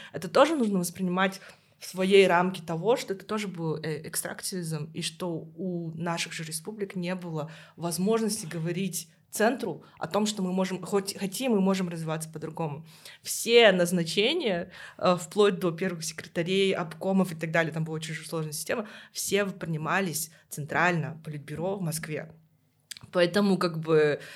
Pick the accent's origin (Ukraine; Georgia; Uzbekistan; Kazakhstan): Kazakhstan; я из Казахстана